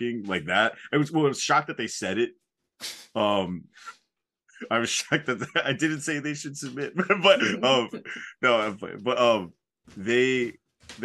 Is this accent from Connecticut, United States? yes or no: yes; Southeastern Connecticut, United States; moved away; Very glad I got out of Southeastern Connecticut